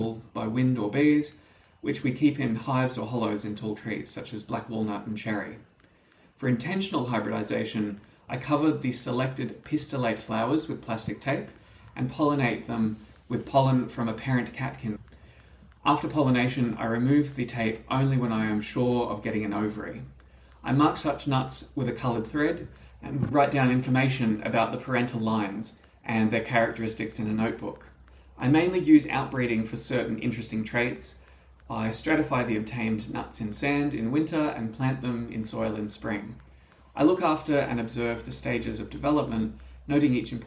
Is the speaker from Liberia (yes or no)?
no; Australia; As an Australian